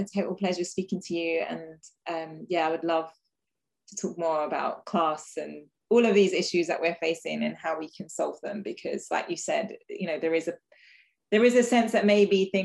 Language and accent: English; London, United Kingdom; growing up in London